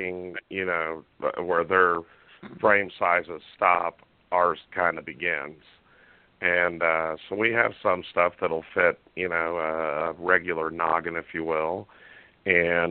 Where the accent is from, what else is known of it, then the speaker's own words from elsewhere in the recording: central Indiana, United States; I grew up and are born and raised in Indiana, central Indiana, and the great Hoosier State.